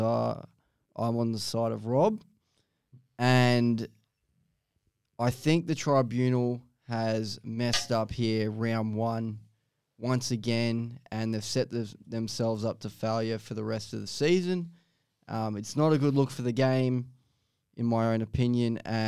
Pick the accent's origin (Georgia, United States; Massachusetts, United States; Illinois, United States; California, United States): California, United States; Long Beach; now in Australia; my hometown Grand Prix. It's a Grand Prix of Long Beach